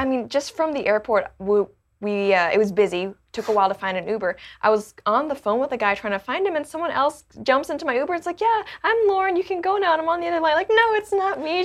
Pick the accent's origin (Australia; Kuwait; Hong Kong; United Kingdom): Hong Kong; now in Canada; I was born in Canada, but I didn't grow up in Canada. I grew up in Hong Kong